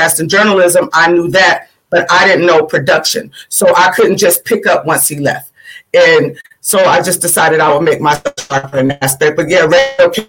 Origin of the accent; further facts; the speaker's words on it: Sacramento, California, United States; also born or lived in Florida / Georgia; I'm from Sacramento, California. I was born in Florida, raised partially in Georgia. All my family is in Georgia, but I was raised technically since I was 5 years old. My mom moved here to Sacramento, California